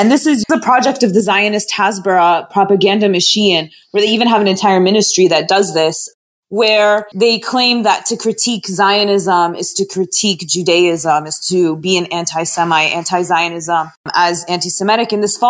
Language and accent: English; United States; I grew up mostly in the United States